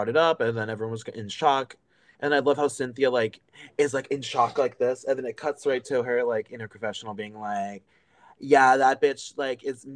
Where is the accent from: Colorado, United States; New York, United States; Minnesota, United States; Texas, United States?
New York, United States; New York City; as another New Yorker